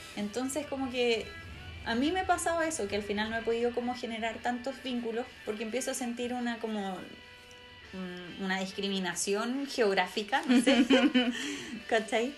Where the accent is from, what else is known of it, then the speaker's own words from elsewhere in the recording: Talagante, Santiago Metropolitan Region, Chile; yo era de Talagante, no, soy, no soy de Santiago, soy de la región metropolitana, pero no de Santiago